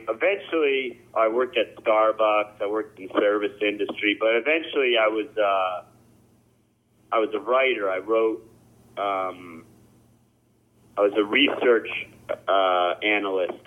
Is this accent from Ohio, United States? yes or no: yes; Cleveland Heights, Ohio, United States; I grew up in Cleveland Heights